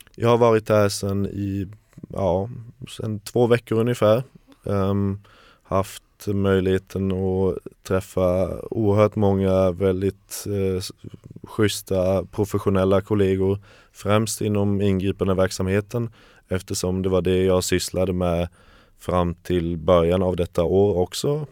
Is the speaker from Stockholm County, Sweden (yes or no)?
no; Kalmar, Kalmar County, Sweden; moved away as an adult; also born or lived in Germany; now in Berlin, Germany; jag är uppvuxen i Kalmar, i lilla Kalmar. Ja, gick större delen av min skoltid där och tog studenten 2013